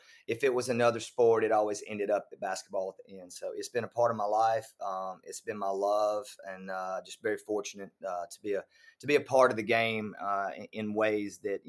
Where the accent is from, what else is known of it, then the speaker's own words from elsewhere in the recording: Winfield, Alabama, United States; moved away; I'm from Northwest Alabama, which is about 35-40 minutes across the state line, probably about an hour and 10 minutes from Starkville.